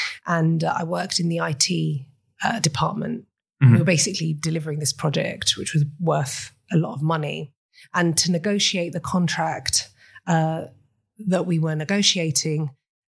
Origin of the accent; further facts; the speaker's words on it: Cyprus; accent: British; moved away as an adult; also born or lived in United Kingdom; Okay, so I was born and raised in Cyprus.